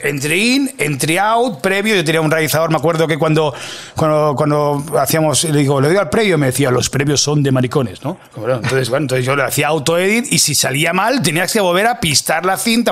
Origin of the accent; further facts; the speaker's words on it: Catalonia, Spain; also born or lived in Mataró (attended school there as a teen); now in Madrid, Spain; yo soy catalán